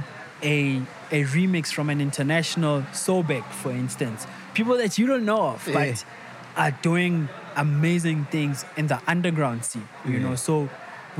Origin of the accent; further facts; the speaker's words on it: Tembisa, Gauteng, South Africa; I'm from Tembisa